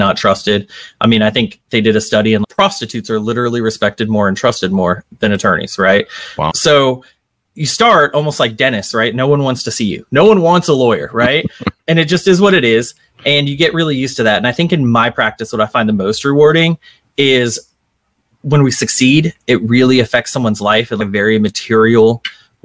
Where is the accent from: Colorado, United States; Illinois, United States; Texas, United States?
Texas, United States; Arlington; moved away as an adult; also born or lived in Boston / New York; now in New Orleans, United States; grew up in a decent sized town in Texas, Arlington, right outside Dallas